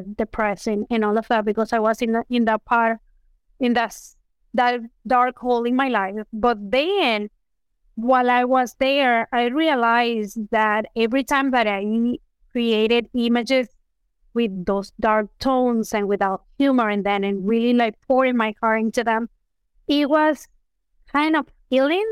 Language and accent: English; Venezuela; moved away; I am originally from Venezuela